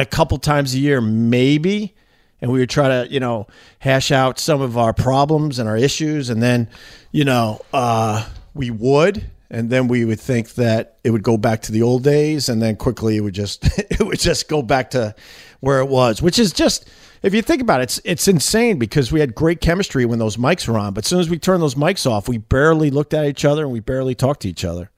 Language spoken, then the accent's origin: English; Long Island, New York, United States; moved away as an adult; now in New York City, United States; I'm from Long Island originally, but I live in New York City since 9/11